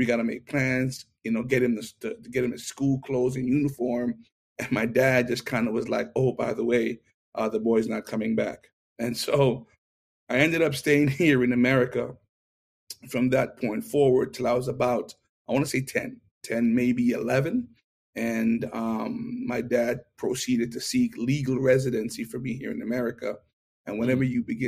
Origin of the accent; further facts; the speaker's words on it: Kingston, Jamaica; accent: Jamaican; moved away as an adult; also born or lived in New York, United States; now in United States; I was born in Kingston, Jamaica. And up until the age of five, I stayed with my mother